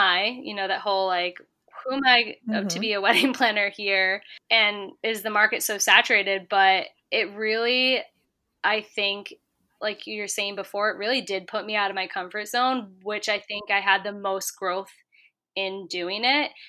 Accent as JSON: {"language": "English", "town": "Syracuse", "region": "New York", "country": "United States", "tie": "born or raised there", "moved": "as an adult", "lives_now": "New York City, United States", "said": "I'm from the Syracuse area"}